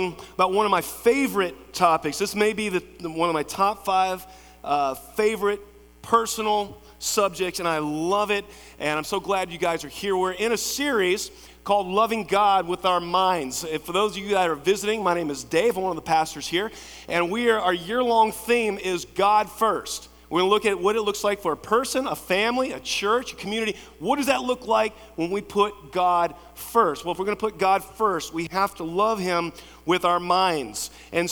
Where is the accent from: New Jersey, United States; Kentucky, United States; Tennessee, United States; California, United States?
Kentucky, United States; Lexington; I grew up in Lexington, Cassie Morton, Henry Clay, went to Center College